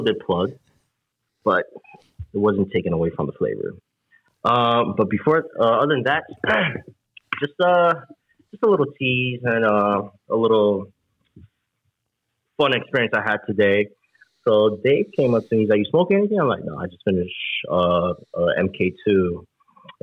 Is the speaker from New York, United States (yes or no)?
yes; New York, United States; We're from New Yorker, man. We're from New York.